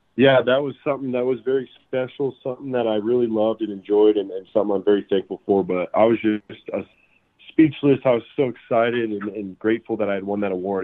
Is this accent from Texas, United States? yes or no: no; Colorado, United States; also born or lived in Greeley, Colorado / Fort Morgan, Colorado; Being from Colorado, being a born and raised Colorado guy